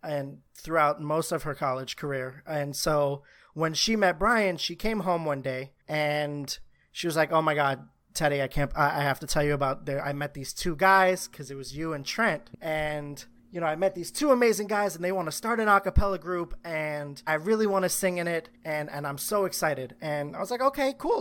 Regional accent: New York City, New York, United States; I grew up in Harlem, spent most of my life there

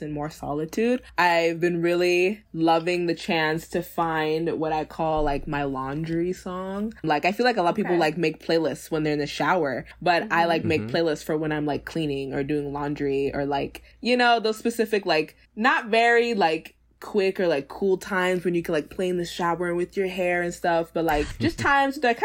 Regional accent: Ghana; I'm Ghanaian

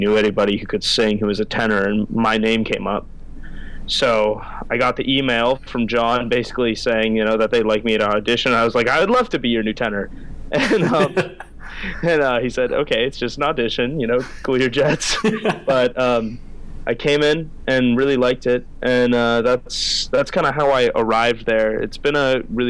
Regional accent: Northern California, United States; I'm from Northern California

